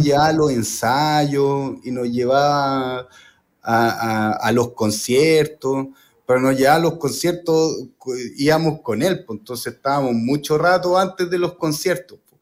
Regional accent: Chile; also born or lived in United States; mi identidad como chileno

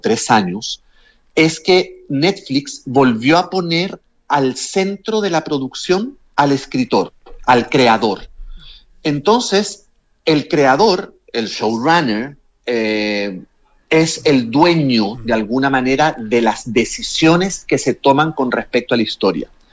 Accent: Chile; moved away as an adult; also born or lived in Mexico / New York; yo me fui de Chile el año 95, o sea, yo llevo más años viviendo fuera de Chile que en Chile.

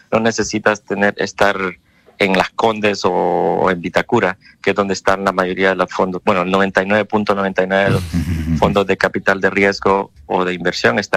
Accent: Oakland, California, United States; nosotros somos de acá de Oakland, em, Oakland, California, que está al lado de San Francisco.

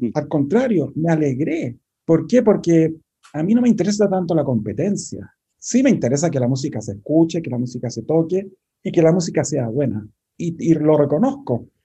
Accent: Chile; nosotros que somos compositores chilenos

